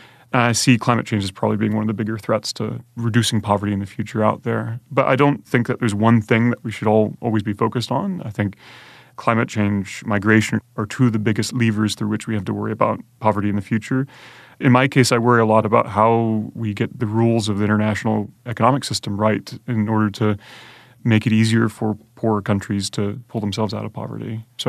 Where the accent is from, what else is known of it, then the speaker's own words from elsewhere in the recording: Conway, South Carolina, United States; my parents picked me up and moved to the small town of Conway, South Carolina. So I grew up in Conway, but because my mother's side of the family is from the UK, we were going back and forth quite a lot